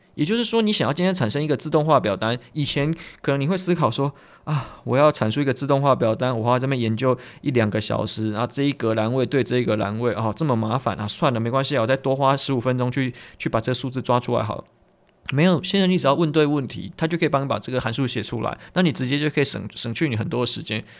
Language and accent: Chinese; Tainan, Taiwan; 比方说我是台南人，所以我找一些台南相关资料